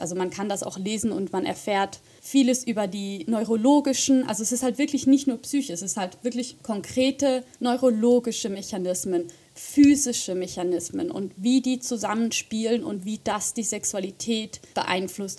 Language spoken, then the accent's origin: German; Switzerland; moved away as an adult; also born or lived in Göttingen, Germany; now in Zurich, Switzerland; bin ich äh, von Deutschland wieder zurück in meine Heimat gezogen